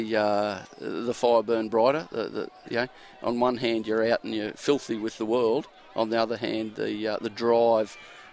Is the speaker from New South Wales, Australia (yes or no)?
no; Toowoomba, Queensland, Australia; moved away as an adult; also born or lived in Brisbane / Perth; I grew up in Toowoomba, just west of Toowoomba.